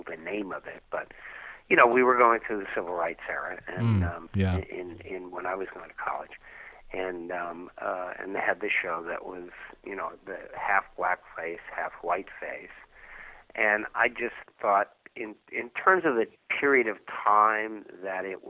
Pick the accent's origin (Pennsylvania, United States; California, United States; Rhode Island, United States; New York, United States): New York, United States; I grew up in New York